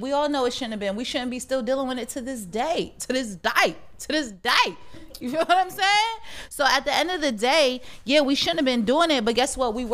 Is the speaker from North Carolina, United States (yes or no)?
no; Connecticut, United States; Somebody asked me where I was from when I was in Arizona. I was like, I'm from Connecticut.